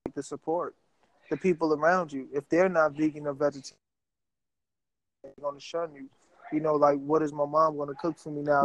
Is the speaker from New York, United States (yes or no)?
yes; New York City, New York, United States; I grew up in New York City, like everything is at your front door. So you have so many food options. Like right across the street from my building in South Jamaica, Queens